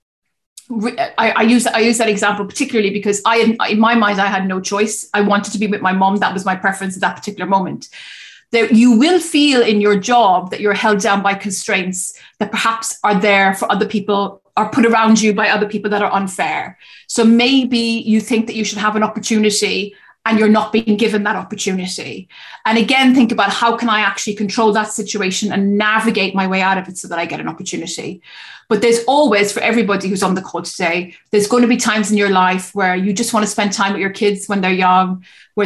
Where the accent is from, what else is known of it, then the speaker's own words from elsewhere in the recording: Cork, Munster, Ireland; I stayed in my hometown in Cork to care for her